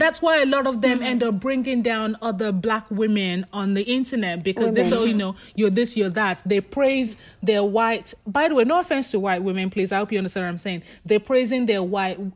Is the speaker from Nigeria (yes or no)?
yes; Nigeria; I'm Nigerian.